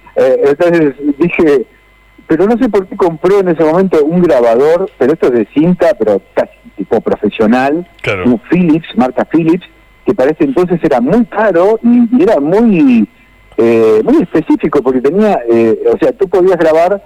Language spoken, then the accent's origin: Spanish; Rosario, Santa Fe, Argentina; moved away as an adult; also born or lived in Buenos Aires / Spain; now in Barcelona, Spain; nací en Rosario, eh, como el Leo, el Lionel